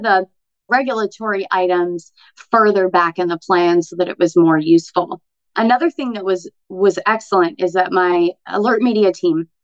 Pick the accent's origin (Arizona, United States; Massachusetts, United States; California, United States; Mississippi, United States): Arizona, United States; moved away as an adult; now in Florida, United States; as an Arizona girl. So I moved here from Arizona 4 years ago